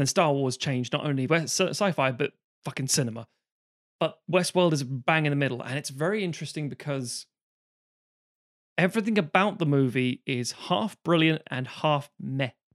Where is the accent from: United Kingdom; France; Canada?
United Kingdom; growing up in Britain, you get a Saturday or a Sunday T V thing